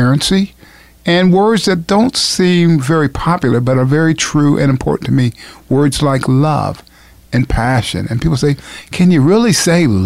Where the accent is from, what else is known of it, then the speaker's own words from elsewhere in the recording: Springfield, Ohio, United States; I was raised in Springfield, Ohio, a single mother.